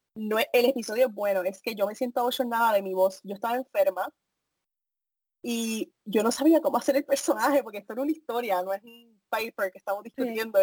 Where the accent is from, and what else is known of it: Puerto Rico; moved away